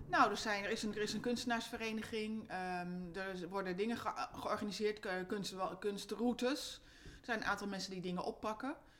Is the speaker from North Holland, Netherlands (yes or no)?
yes; Amsterdam, North Holland, Netherlands; moved away as an adult; also born or lived in Gorinchem; now in Amersfoort, Netherlands; ik ben een am-, geboren en getogen Amsterdammer